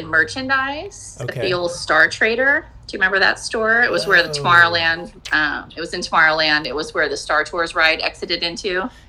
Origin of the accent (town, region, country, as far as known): Anaheim, California, United States; born or raised there; also born or lived in Illinois